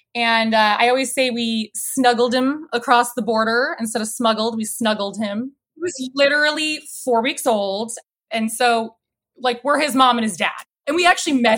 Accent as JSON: {"language": "English", "town": "Barrington", "region": "Illinois", "country": "United States", "tie": "born or raised there", "also_born_or_lived": "Chicago, Illinois", "said": "I grew up in a northwest suburb called Barrington"}